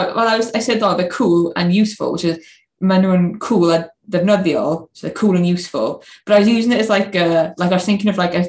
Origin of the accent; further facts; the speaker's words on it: Swansea, Wales, United Kingdom; I'm from Swansea